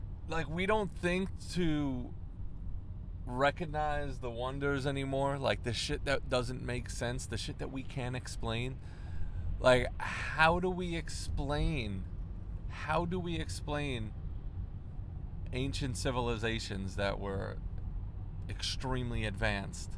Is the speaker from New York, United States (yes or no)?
yes; Long Island, New York, United States; I grew up on Long Island